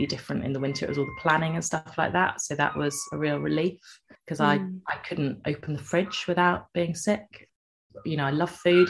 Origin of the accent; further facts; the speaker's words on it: Cornwall, South West England, United Kingdom; moved away; I'm from Cornwall and moved back